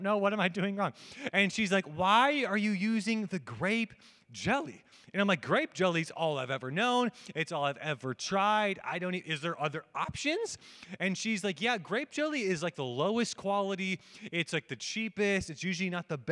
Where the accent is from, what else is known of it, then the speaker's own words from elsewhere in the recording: United States; I'm an American